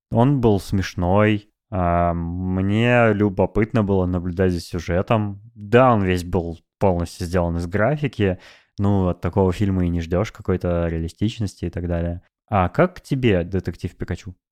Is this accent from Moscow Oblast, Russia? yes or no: no; Novosibirsk, Novosibirsk Oblast, Russia; moved away; also born or lived in Moscow; в Новосибирске мои родители, в Новосибирске друзья